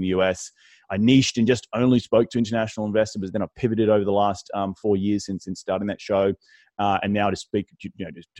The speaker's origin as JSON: {"language": "English", "country": "Australia", "also_born_or_lived": "New York City", "moved": "as an adult", "lives_now": "United States", "said": "my weird accent, originally from Australia, moved to the United States back in 2012, moved here for love."}